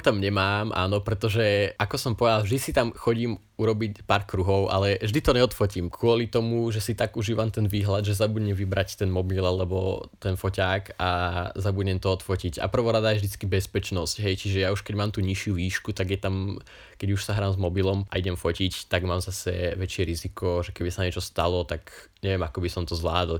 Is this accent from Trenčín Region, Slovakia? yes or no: yes; Kanianka, Trenčín Region, Slovakia; vidím znova Prievidzu a Kanianku a Bojnice, teda moju rodnú vlast, moju rodnú dedinu. Kanianka je proste dedina, od ktorej sa neviem utrhnúť